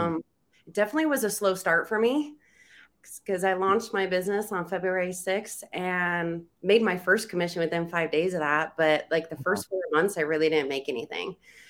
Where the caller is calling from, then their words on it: Reno, Nevada, United States; Reno, Nevada.